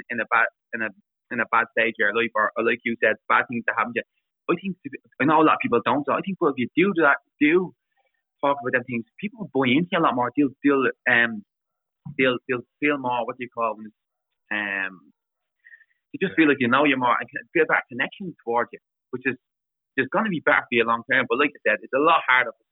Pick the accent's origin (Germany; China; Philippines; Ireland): Ireland; Dublin, Leinster; I'm a lad from Dublin, and no matter what, where I am, that'll always come out with me.